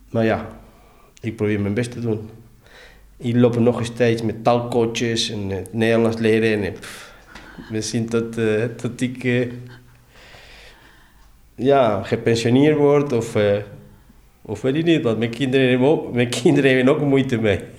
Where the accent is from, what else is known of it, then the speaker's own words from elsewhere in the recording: Argentina; now in Netherlands; Ik kwam met mijn zomerskleding van Argentinië.